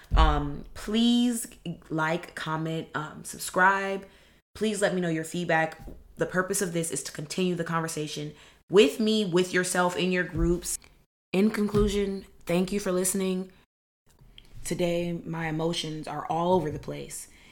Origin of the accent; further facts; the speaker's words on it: Los Angeles, California, United States; I grew up in the Merk Park